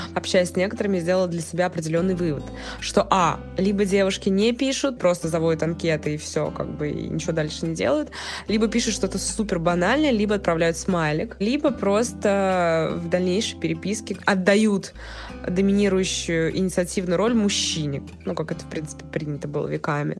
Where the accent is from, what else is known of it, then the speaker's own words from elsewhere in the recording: Moscow, Russia; я из Москвы, прожила здесь всю свою сознательную жизнь